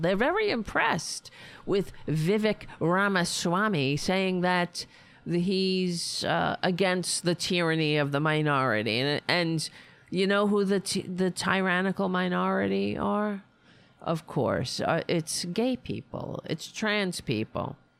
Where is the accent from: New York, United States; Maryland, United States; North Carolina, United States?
New York, United States; New York City; I grew up on Staten Island.